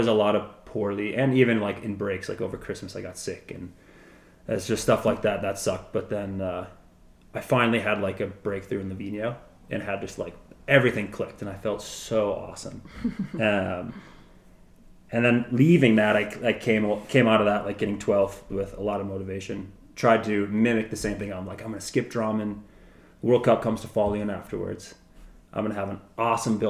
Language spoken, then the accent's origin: English; Wisconsin, United States; where I grew up in Wisconsin